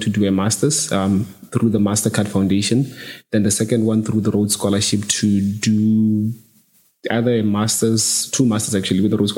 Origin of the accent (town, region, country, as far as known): Botswana; moved away as an adult; now in United Kingdom